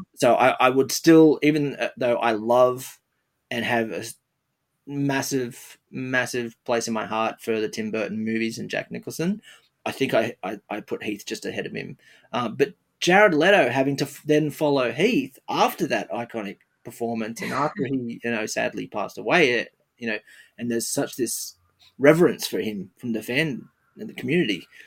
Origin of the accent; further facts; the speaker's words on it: Australia; I'm an I'm an Australian